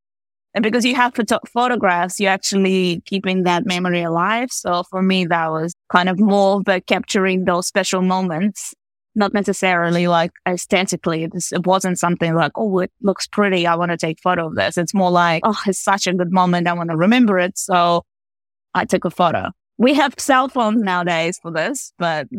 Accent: Latvia; moved away as an adult; now in Auckland, New Zealand; So I was born in Latvia in the 80s. So it's actually, yeah, so I spent quite a long time in Latvia. So actually 20 years growing up there.

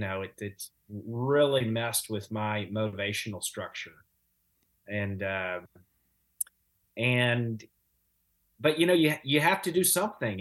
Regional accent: Louisiana, United States; moved away as an adult; also born or lived in Chattanooga, Tennessee / Los Angeles; now in Evansville, United States; I'm from the other L A. I grew up in Louisiana

